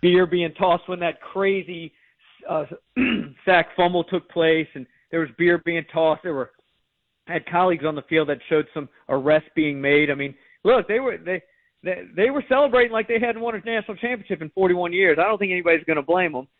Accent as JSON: {"language": "English", "town": "New Orleans", "region": "Louisiana", "country": "United States", "said": "I'm a New Orleans guy. I'm from New Orleans."}